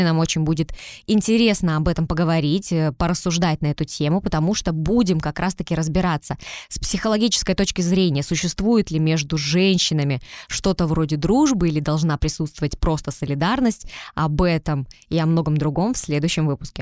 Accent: Tyumen, Tyumen Oblast, Russia; also born or lived in Saint Petersburg; Мы переехали из Питера, так как жили там, переехали в Тюмень, и вот сейчас э, всю свою сознательную жизнь я живу в Тюмени

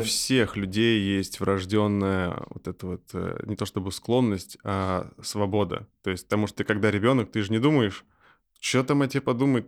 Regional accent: Russia; мы из России

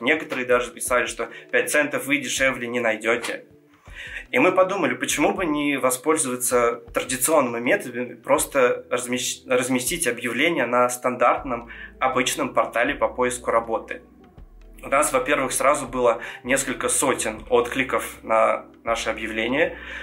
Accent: Georgia; first language Georgian; Russian is a second language; я грузин

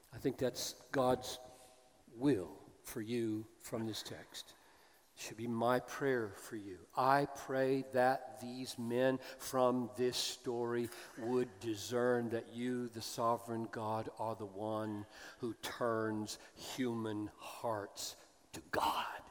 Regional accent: the South, United States; as an American who grew up in the South

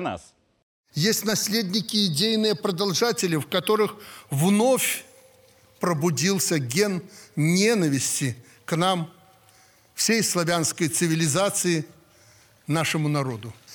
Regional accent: Belarus; я бываю в деревнях, у себя на родине

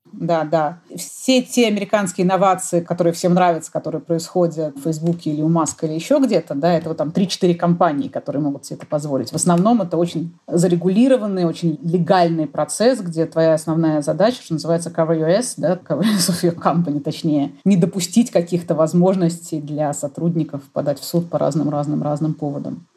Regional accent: Russia; я выросла в России

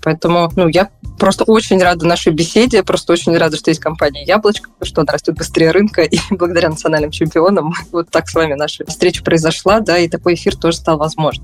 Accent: Moscow, Russia; я москвич

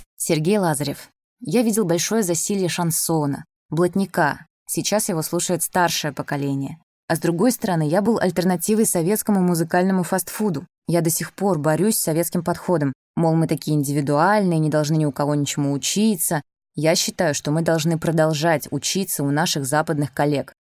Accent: Kaliningrad, Kaliningrad Oblast, Russia; выросла в достаточно западном городе, Кёнигсберге

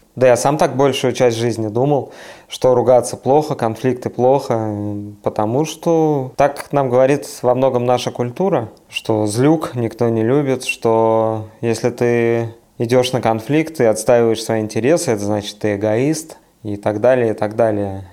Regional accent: Siberia, Russia; moved away; also born or lived in Saint Petersburg; я из Сибири, а вот потом в Петербурге жил

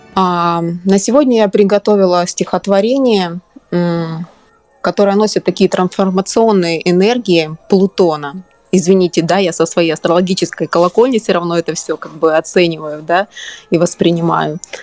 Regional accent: Dnipro, Dnipropetrovsk Oblast, Ukraine; moved away; я вообще родом из Украины из славного города Днепропетровска

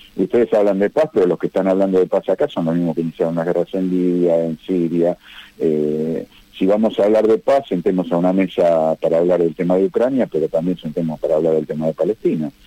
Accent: Argentina; como argentino

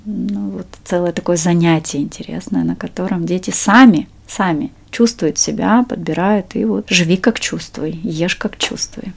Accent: Siberia, Russia; now in Moscow, Russia; я сама из Сибири, и, эм, сейчас живу в Москве

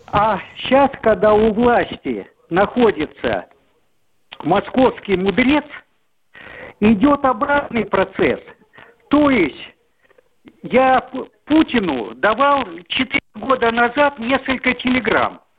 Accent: Moscow, Russia; Москва, 62 года.

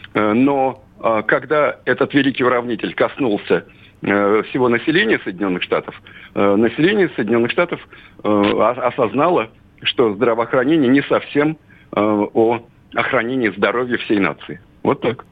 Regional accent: Russia; здесь, на родине.

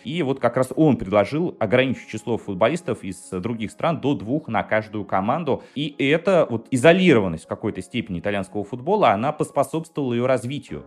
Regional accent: Saint Petersburg, Russia; я из Петербурга

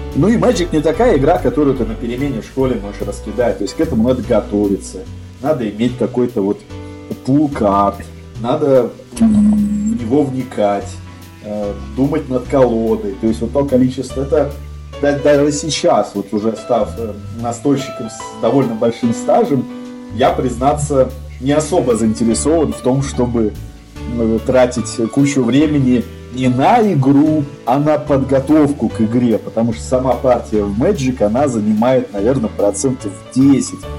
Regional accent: Saint Petersburg, Russia; в Питере, где я родился, ну, родился в Ленинграде

